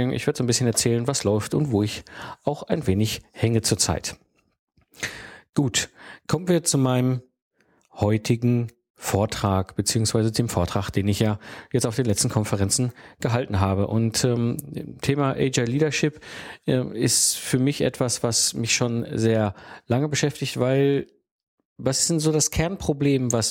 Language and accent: German; North Rhine-Westphalia, Germany; ich bin halt ein Kind des Ruhrpots und ich bin aufgewachsen zwischen Kohle und Stahl.